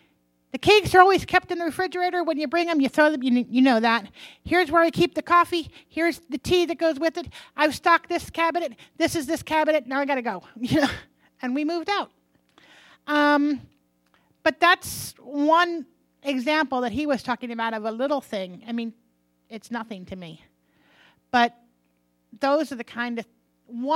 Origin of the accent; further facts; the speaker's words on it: United States; I'm an American.